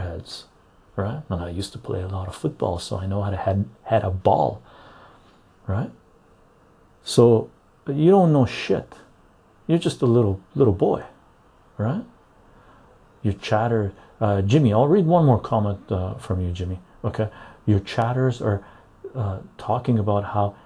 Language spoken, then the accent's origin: English; Canada; I'm a Canadian.